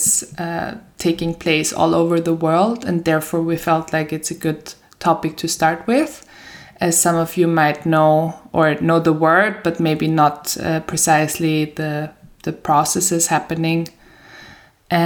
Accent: Vienna, Austria; moved away as an adult; also born or lived in Sweden; now in Lund, Sweden; I'm originally from Vienna. I've been living there for 25 years, but now made the move to Sweden in autumn

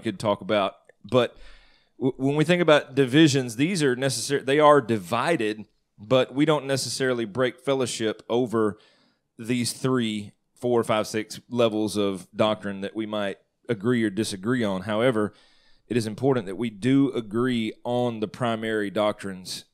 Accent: Northeast Mississippi, United States; I grew up in Northeast Mississippi

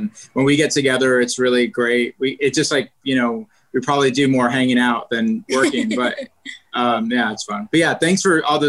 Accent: Northern California, United States; now in Los Angeles, United States; I'm a Californian, I'm a Northern Californian really

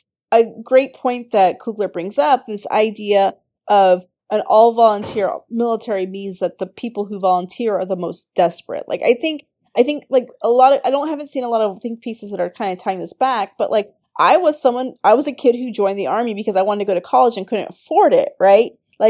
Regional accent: United States; especially as American, as Black Americans.

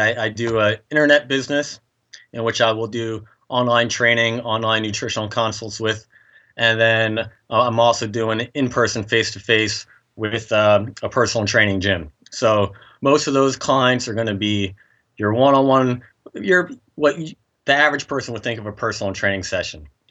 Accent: Nazareth, Pennsylvania, United States; Nazareth is my hometown

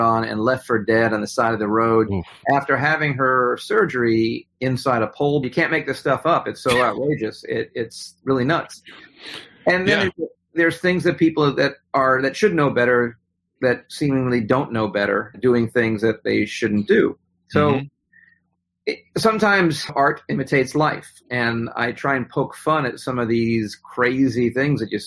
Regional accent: New York, United States; I grew up in New York.

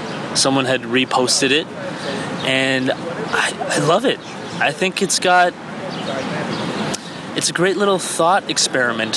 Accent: Canada; also born or lived in Iran; I was born in Iran, and I moved to Canada when I was 5.

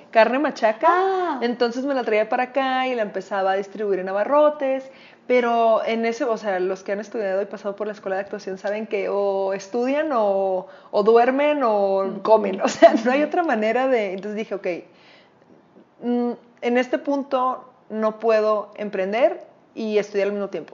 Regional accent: Culiacán, Sinaloa, Mexico; moved away as an adult; now in Mexico City, Mexico; Me mudo a la Ciudad de México, yo soy de Culiacán, Sinaloa

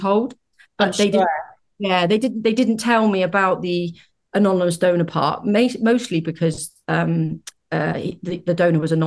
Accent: United Kingdom; As you might be able to tell from my accent, I'm from the UK.

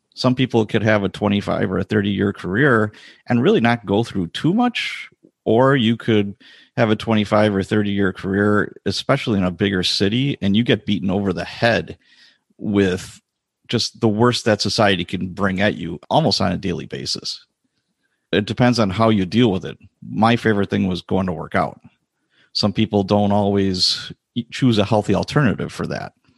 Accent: Chicago, Illinois, United States; now in Wisconsin, United States; I was born and raised in Chicago as a youngster

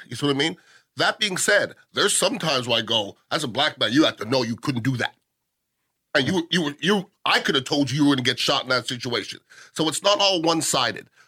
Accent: Canada; now in United States; I'm Canadian

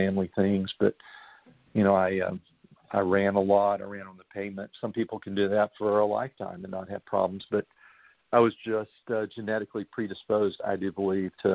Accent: Dallas, Texas, United States; I grew up in Dallas, Texas. I've lived in the Dallas area all my life

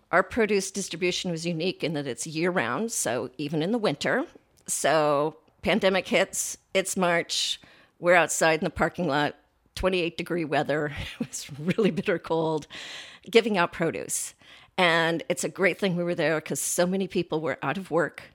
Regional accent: California gold country, United States; moved away as an adult; also born or lived in San Francisco Bay Area; now in Columbus, United States; my childhood was in the California gold country

